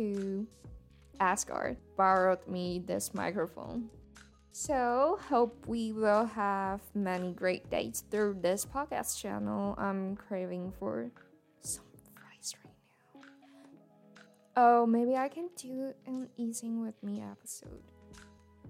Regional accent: Taiwan; first language Mandarin; English is a second language; And I'm a Mandarin native speaker. I'm a Taiwanese

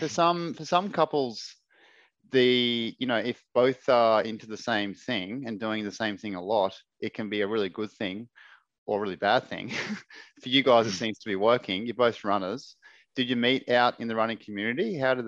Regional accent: Brisbane, Queensland, Australia; I grew up in Ashgrove.

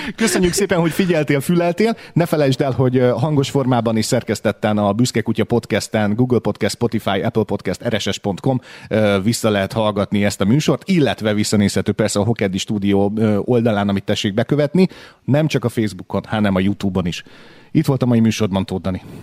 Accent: Hungary; Mi egyszerűen fiatalok vagyunk itt

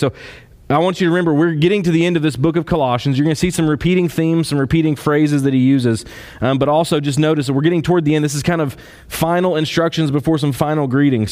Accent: Kentucky, United States; I'm from Kentucky

